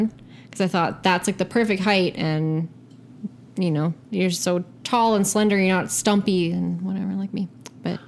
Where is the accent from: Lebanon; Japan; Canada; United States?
Canada; Mississauga, Ontario; I was born and raised in Mississauga